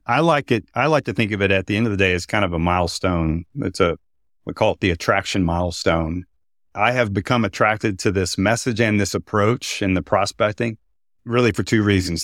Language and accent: English; Texas, United States; I'm from Texas.